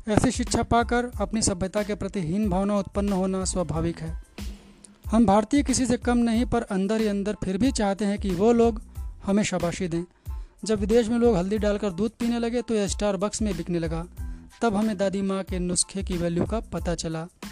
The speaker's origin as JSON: {"language": "Hindi", "town": "Ratlam", "region": "Madhya Pradesh", "country": "India", "tie": "born or raised there", "said": "मैं रतलाम में जन्मी हूँ"}